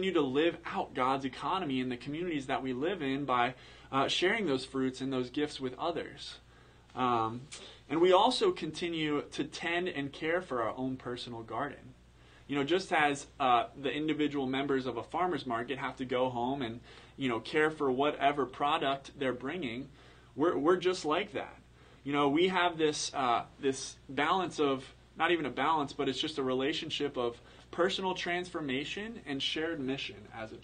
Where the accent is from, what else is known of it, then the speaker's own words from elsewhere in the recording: Pennsylvania, United States; I'm from Pennsylvania